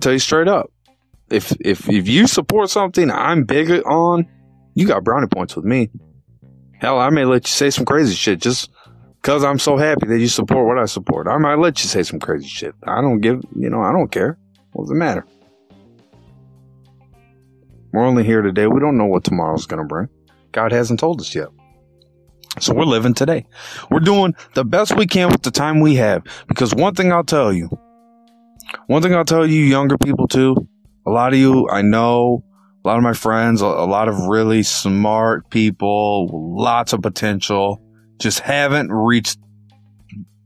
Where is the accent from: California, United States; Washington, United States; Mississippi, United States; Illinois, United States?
Illinois, United States; I'm from Illinois